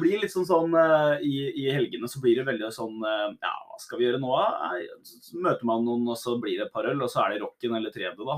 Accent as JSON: {"language": "Norwegian", "town": "Drammen", "region": "Buskerud", "country": "Norway", "tie": "born or raised there", "said": "jeg er jo fra Drammen, da, som er en veldig multikulturell by. Ja. Så jeg har jo liksom gått på ungdomsskole med somalere"}